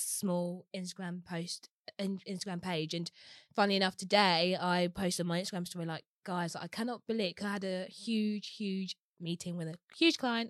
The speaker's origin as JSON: {"language": "English", "region": "London", "country": "United Kingdom", "tie": "born or raised there", "said": "was born and raised in Walthamstow"}